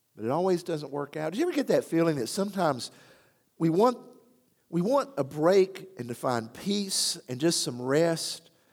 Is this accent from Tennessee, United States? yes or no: yes; Athens, Tennessee, United States; now in Johnson City, United States; my hometown of Athens